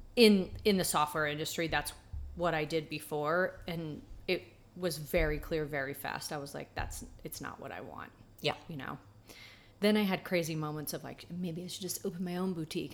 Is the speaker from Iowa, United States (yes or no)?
no; Atlanta, Georgia, United States; I was born and raised in Atlanta